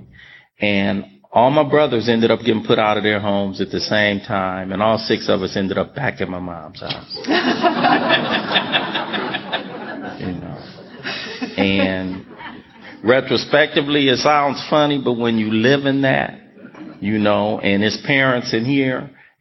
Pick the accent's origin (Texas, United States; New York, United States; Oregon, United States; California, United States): California, United States; Los Angeles; I grew up in South Central Los Angeles